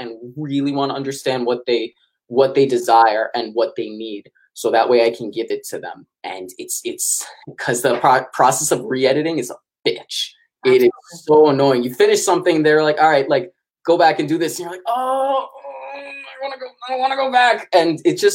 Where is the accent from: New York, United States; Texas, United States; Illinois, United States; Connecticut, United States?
New York, United States; New York City; I'm from New York City